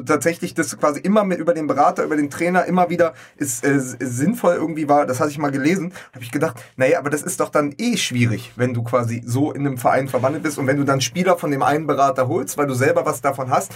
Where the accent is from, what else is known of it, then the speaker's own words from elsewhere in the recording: Berlin, Germany; als Berliner und langjähriger äh, Unterstützer der Hertha